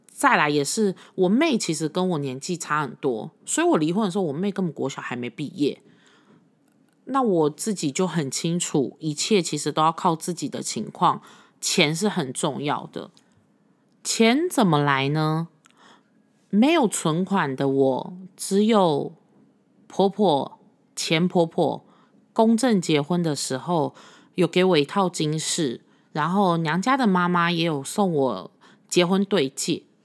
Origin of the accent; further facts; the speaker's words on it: Taipei, Taiwan; also born or lived in Puli; 我是从小在台北长大的